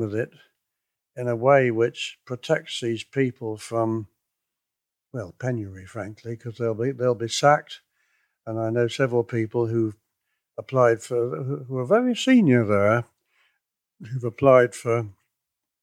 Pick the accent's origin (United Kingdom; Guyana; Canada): United Kingdom; Cornwall, South West England; I come from Cornwall